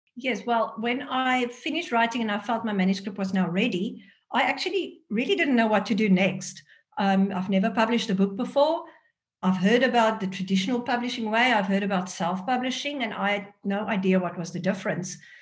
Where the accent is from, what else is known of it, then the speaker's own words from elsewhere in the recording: South Africa; accent: South African; first language Afrikaans; English is a second language; moved away as an adult; now in Netherlands; grow up in a country where Afrikaans was my first language